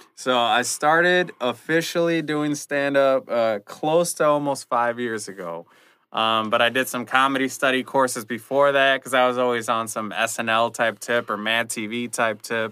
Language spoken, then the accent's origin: English; Rockford, Illinois, United States; also born or lived in Chicago; I did a show in my hometown of Rockford